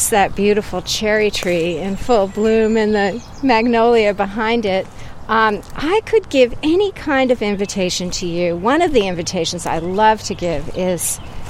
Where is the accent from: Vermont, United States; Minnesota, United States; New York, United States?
Vermont, United States; as a little child growing up in Vermont